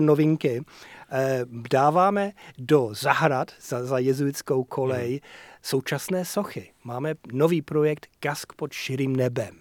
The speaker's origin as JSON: {"language": "Czech", "region": "Yorkshire and the Humber", "country": "United Kingdom", "moved": "yes", "said": "Já jsem chlap z Yorkshireu"}